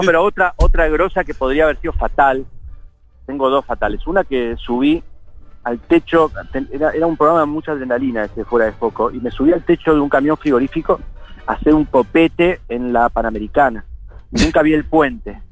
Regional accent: Funes, Santa Fe, Argentina; moved away; Yo me crié en Funes, un lugar cerca de Rosario

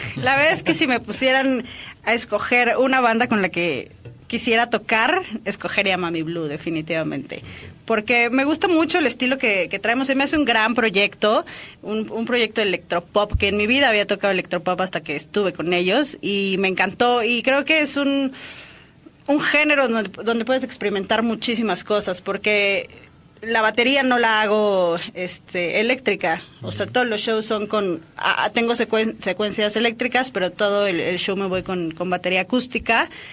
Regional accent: Mexico; soy baterista orgullosamente mexicana

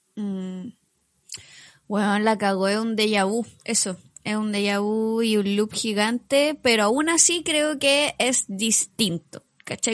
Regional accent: Chile

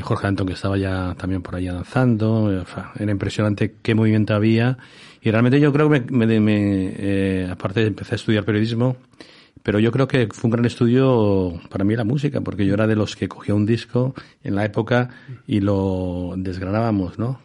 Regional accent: Madrid, Community of Madrid, Spain; also born or lived in New York; yo soy de Vallecas

